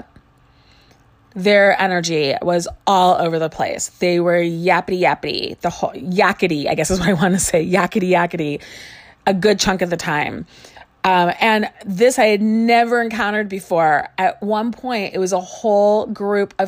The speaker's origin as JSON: {"language": "English", "town": "Chicago", "region": "Illinois", "country": "United States", "tie": "born or raised there", "moved": "yes", "said": "I grew up in Chicago and we spent our summers in a house in a small community across the lake in Michigan"}